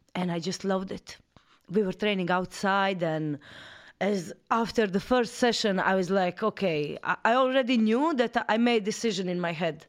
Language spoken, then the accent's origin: English; Croatia; moved away as an adult; also born or lived in Amsterdam / Paris; I'm from Croatia